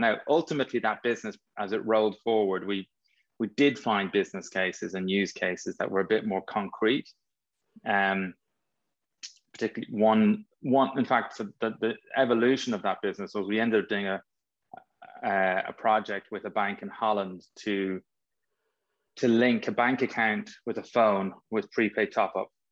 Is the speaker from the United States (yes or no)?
no; Dublin, Leinster, Ireland; I grew up in North Dublin